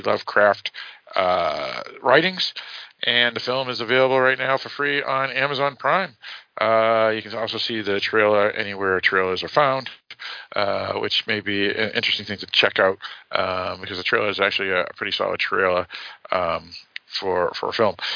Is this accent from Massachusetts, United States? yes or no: yes; Massachusetts, United States; We're from Massachusetts